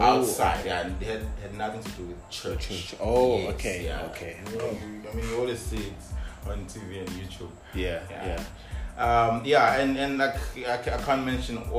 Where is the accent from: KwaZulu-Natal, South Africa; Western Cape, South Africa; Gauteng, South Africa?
KwaZulu-Natal, South Africa; KwaMashu; I was born there, and then we moved when I was 7